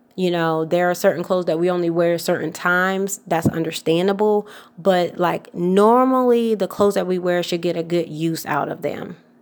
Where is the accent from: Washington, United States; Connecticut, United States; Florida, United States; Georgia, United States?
Georgia, United States; Atlanta; I'm from Atlanta, Georgia